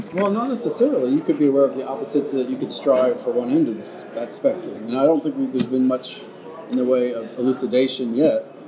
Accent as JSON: {"language": "English", "country": "United States", "tie": "born or raised there", "said": "growing up in America"}